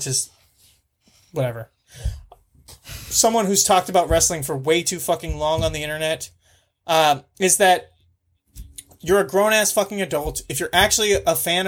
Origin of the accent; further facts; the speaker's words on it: United States; As an American